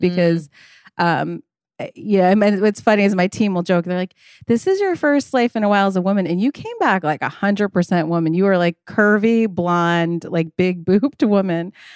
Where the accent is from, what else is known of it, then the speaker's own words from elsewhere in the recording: Long Island, New York, United States; also born or lived in New Orleans, Louisiana; I'm grew up on Long Island, but I was born in New Orleans